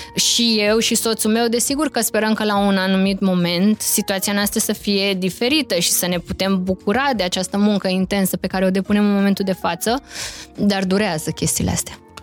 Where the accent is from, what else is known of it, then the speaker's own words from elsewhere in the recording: Romania; moved away as an adult; noi ca români